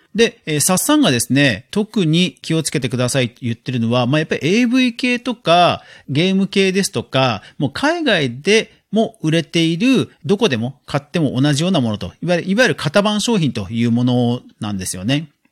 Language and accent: Japanese; Yokohama, Kanagawa, Japan; 実家が横浜なんで、横浜のことはある程度わかるんですけど